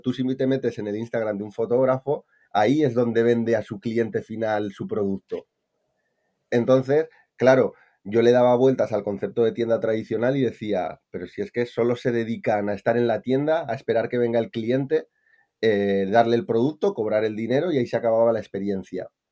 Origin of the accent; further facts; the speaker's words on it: Palencia, Castile and León, Spain; moved away as an adult; also born or lived in Valencia; Yo soy de Palencia con P y me fui a Valencia